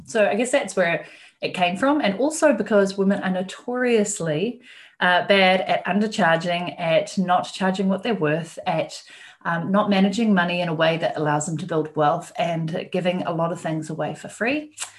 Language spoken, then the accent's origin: English; New Zealand; moved away as an adult; I am from New Zealand myself